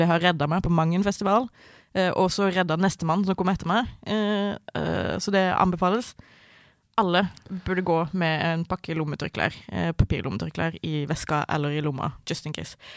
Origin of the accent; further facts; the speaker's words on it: Sørlandet, Southern Norway, Norway; now in Oslo, Norway; Jeg vokste opp på, på Sørlandet.